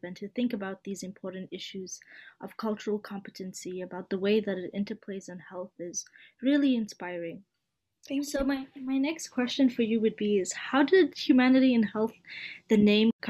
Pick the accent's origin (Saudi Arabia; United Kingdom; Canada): Canada; I'm a Canadian medical student